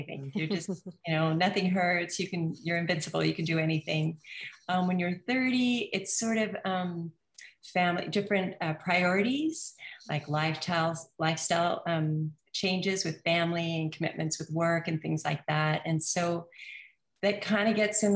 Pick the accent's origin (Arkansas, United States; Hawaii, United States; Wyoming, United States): Hawaii, United States; also born or lived in New Zealand; we moved here when I was 3. So I grew up in Hawaii most of my life.